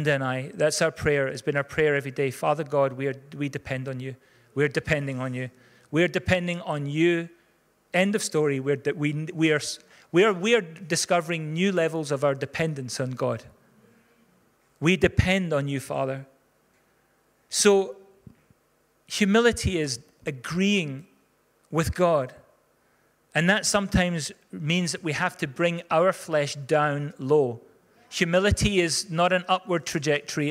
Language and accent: English; Scotland, United Kingdom; most of us are Scots